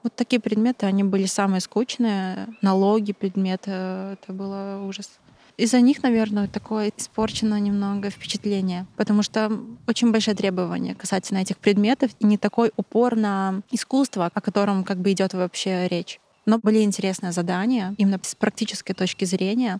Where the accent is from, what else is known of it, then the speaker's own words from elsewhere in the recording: Belarus; moved away as an adult; now in Czech Republic; я из Беларуси